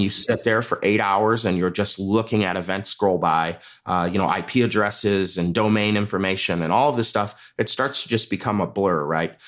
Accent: Midwest, United States; moved away; where I grew up in the Midwest

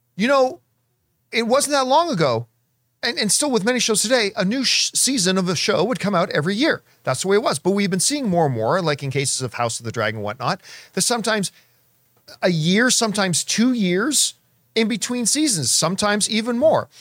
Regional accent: Canada; a Canadian who walked around in a lot of snow

